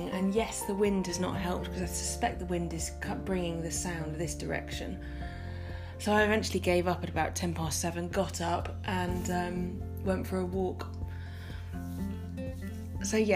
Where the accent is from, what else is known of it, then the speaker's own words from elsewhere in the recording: Tennessee, United States; I grew up in the Bible Belt in East Tennessee, where there's a church building on nearly every corner.